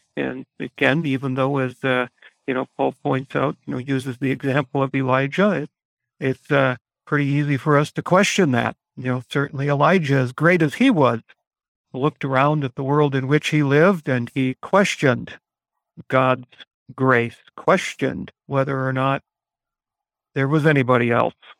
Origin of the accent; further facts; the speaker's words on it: United States; us as American Christians